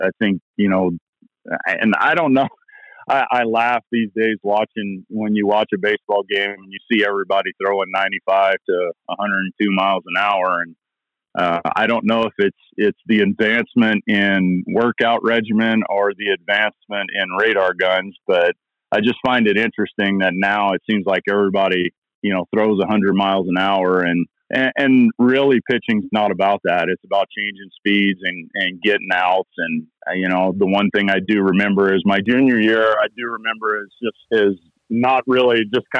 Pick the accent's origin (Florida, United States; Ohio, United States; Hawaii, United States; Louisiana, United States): Louisiana, United States; And I grew up hunting in South Louisiana.